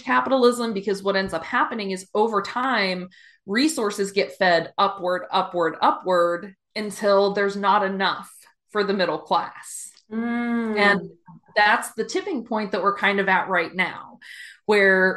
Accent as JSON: {"language": "English", "region": "West Virginia", "country": "United States", "tie": "born or raised there", "moved": "yes", "lives_now": "Philadelphia, United States", "said": "I grew up in a small town, and it was all union workers. I'm from West Virginia"}